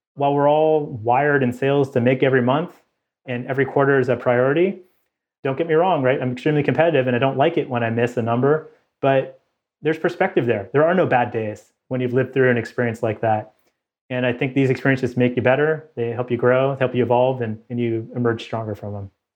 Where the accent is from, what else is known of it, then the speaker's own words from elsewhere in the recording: Bay Area, California, United States; moved away as an adult; also born or lived in Davis, California / Toronto, Canada; I grew up in the Bay Area